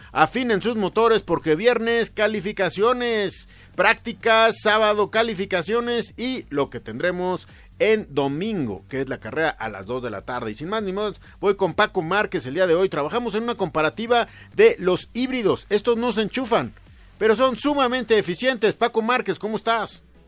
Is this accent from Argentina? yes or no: no; Mexico; como mexicanos